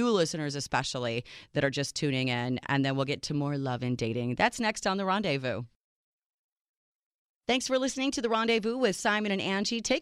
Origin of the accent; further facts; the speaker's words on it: Serbia; first language Serbian; English is a second language; So, Serbia, Yugoslavia back then